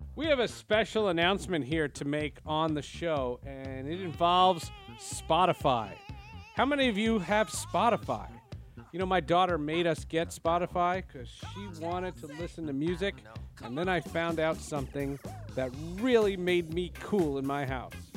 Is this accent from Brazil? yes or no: no; New Jersey, United States; moved away; also born or lived in Seattle; I'm from New Jersey